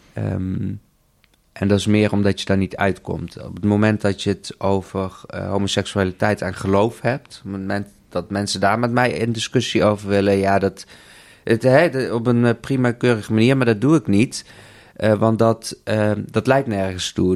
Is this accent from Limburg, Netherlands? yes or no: yes; South Limburg, Netherlands; also born or lived in India; now in Amsterdam, Netherlands; geadopteerd uit India, opgegroeid in Zuid-Limburg, woon in Amsterdam